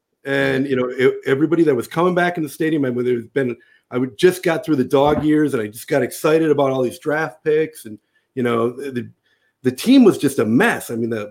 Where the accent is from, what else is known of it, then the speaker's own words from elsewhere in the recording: Wisconsin, United States; now in Los Angeles, United States; So, I grew up in Wisconsin and I wasn't supposed to be a Lakers fan.